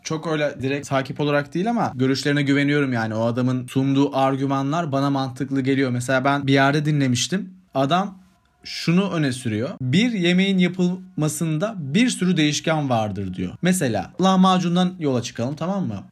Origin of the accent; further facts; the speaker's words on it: Sivas Province, Turkey; bir Sivaslı olarak